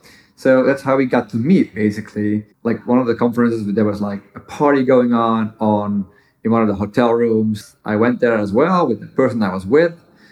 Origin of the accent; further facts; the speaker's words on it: Netherlands; moved away as an adult; now in United States; I lived in the Netherlands for the majority of my life